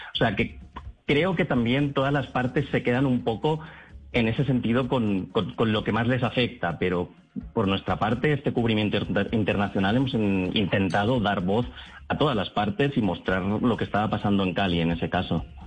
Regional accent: Catalonia, Spain; yo soy de Cataluña

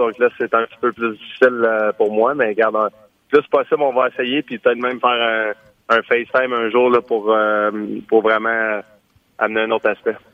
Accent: Quebec, Canada; en tant que Québécois

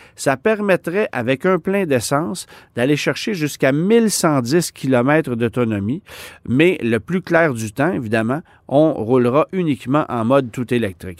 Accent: Canada; chez nous au Canada

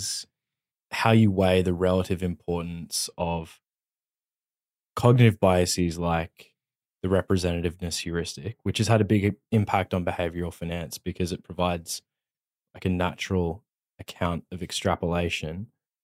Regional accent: Australia; I'm an Australian

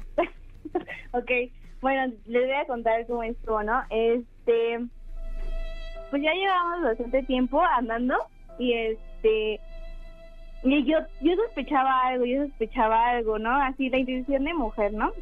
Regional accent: Mexico City, Mexico; soy de la Ciudad de México

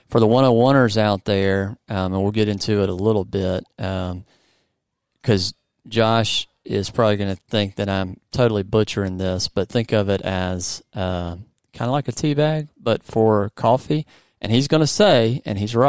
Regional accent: Mississippi, United States; I'm from Mississippi

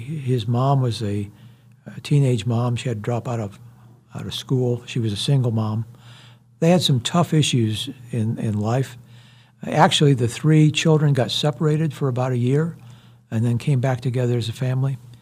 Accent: Iowa, United States; moved away as an adult; also born or lived in Houston, Texas; now in Wichita, United States; I grew up in Iowa

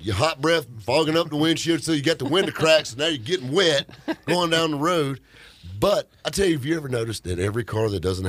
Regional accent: the South, United States; accent: thick southern drawl; A guy that sounds like me, got that thick southern draw.

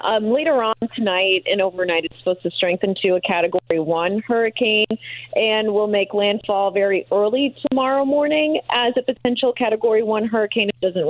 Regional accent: Green Bay, Wisconsin, United States; now in Indianapolis, United States; You know, I've been here for about 5 years or so, and I came from the Green Bay area, so I've enjoyed snow

